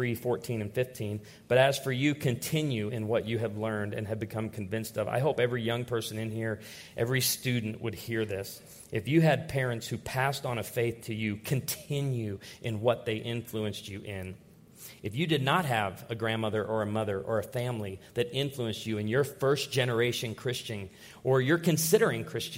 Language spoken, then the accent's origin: English; Naperville, Illinois, United States; I grew up outside of Naperville, Illinois. I was born in Naperville, Illinois